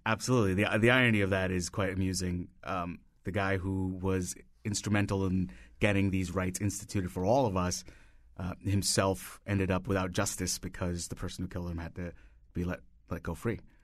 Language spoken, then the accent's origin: English; India; moved away as an adult; now in United States; I grew up in India and I moved here, uh, sixteen years ago.